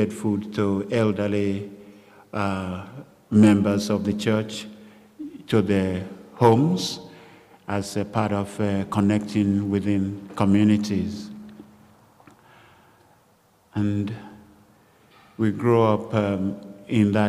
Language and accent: English; Lagos, Nigeria; moved away as an adult; What made my childhood interesting in Lagos, Nigeria?